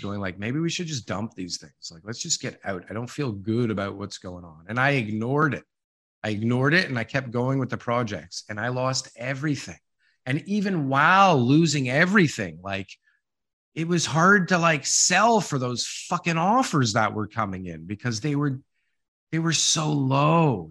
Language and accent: English; Ontario, Canada; I'm from Ontario